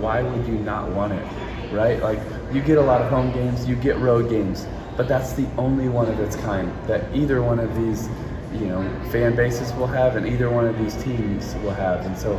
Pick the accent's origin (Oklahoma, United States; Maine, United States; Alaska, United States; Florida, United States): Florida, United States; Jacksonville; I'm from Jacksonville. I still live in Jacksonville.